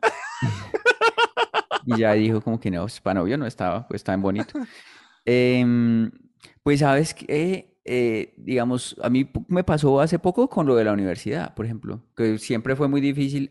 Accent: Colombia; uno como colombiano

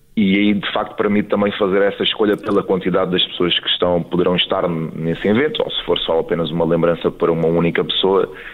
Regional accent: Elvas, Alentejo, Portugal; now in Lisbon, Portugal; uma vez que eu sou de Elvas e já resido em Lisboa há bastantes anos, eu diria há mais de 15 anos

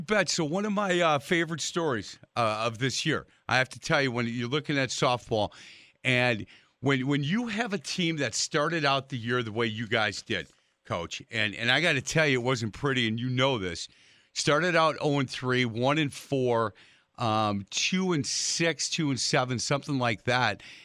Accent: Milwaukee, Wisconsin, United States; I've lived in the city of Milwaukee pretty much my entire life.

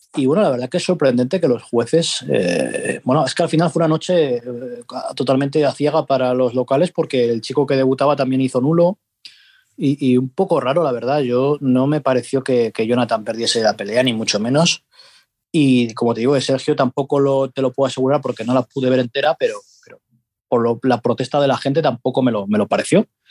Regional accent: Asturias, Spain; yo que soy asturiano

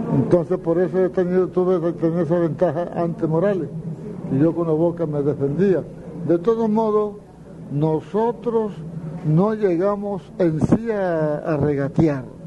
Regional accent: La Jagua del Pilar, La Guajira, Colombia; llegué a Las Aguas, al Pilar, mi pueblo

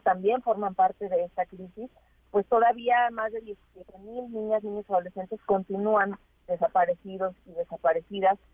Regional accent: Mexico; como sociedad mexicana

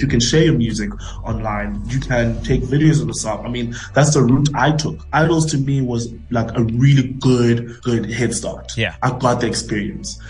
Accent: South Africa; I'm South African. I'm South African.

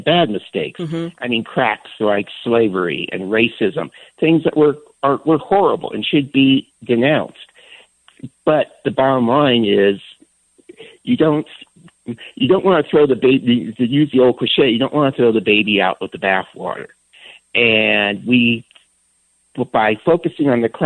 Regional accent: San Francisco, California, United States; I grew up in San Francisco in the 1960s and 70s

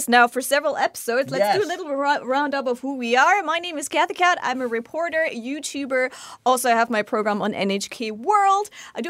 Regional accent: Germany; now in Japan; I literally went to Germany. I haven't been there for 2.5 years, and I was so thrilled to be back in my mother country

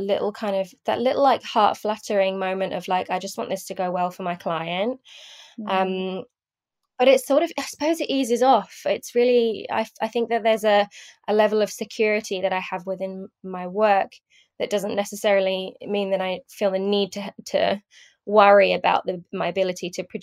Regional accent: London, United Kingdom; I'm from London, UK

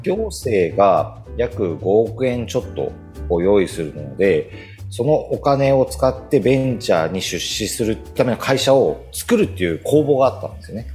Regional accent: Niigata, Japan; moved away as an adult; also born or lived in Tokyo; 僕は本当に生まれ生まれが新潟でお出身新潟で高校まで新潟だった

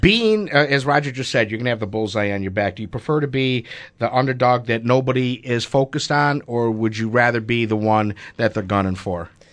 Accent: Buffalo, New York, United States; my time growing up in North Buffalo. Last day of school at P S eighty-one

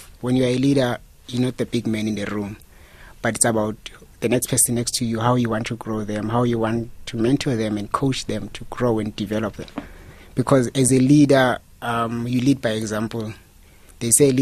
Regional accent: Aliwal North, Eastern Cape, South Africa; moved away as an adult; now in Johannesburg, South Africa; I'm from Eastern Cape, Alwa North. It's a very small town close to Free State.

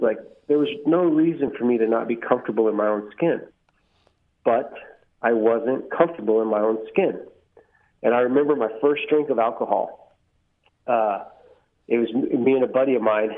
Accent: Bandera, Texas, United States; also born or lived in San Antonio, Texas; I grew up out here. Went to school out here

